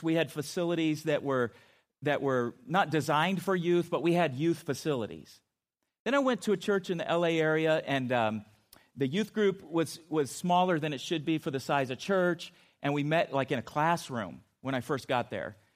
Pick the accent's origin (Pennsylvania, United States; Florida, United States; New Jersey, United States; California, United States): California, United States; Chula Vista; I grew up in San Diego, and, uh, in a, my hometown of Chula Vista